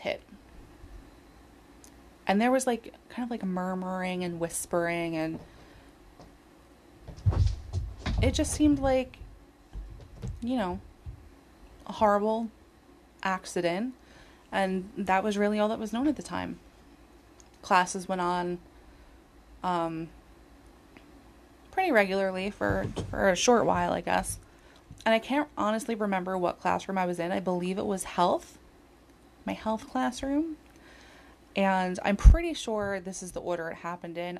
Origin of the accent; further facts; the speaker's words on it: Northport, New York, United States; I'm from a town, nice little suburban town called Northport